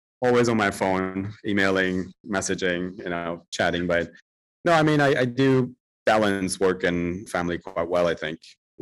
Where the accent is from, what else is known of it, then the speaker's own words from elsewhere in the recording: Germany; moved away as an adult; also born or lived in Turkey / Italy; now in London, United Kingdom; I was born in Germany and grew up in Germany